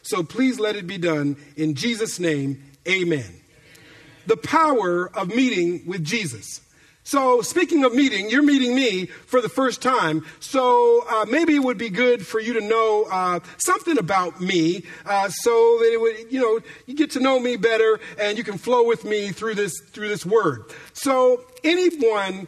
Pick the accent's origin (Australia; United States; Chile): United States; Minneapolis, Minnesota; moved away as an adult; now in Bay Area, California, United States; my childhood growing up in Minneapolis, Minnesota